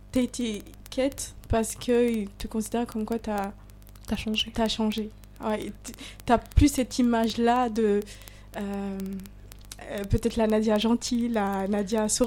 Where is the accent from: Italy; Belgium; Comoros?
Comoros; je suis comorienne